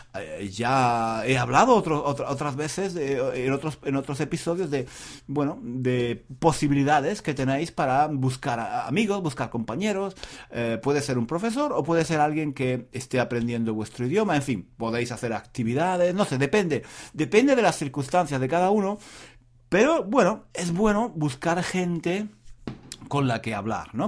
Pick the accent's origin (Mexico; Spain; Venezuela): Spain; soy español